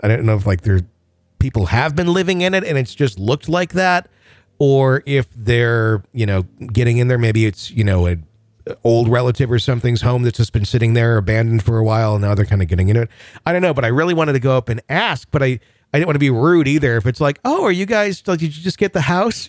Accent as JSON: {"language": "English", "region": "Wisconsin", "country": "United States", "tie": "born or raised there"}